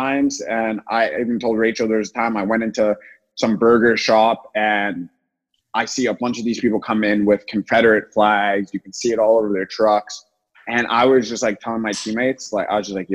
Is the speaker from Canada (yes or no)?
yes; Toronto, Ontario, Canada; now in United States; growing up in Toronto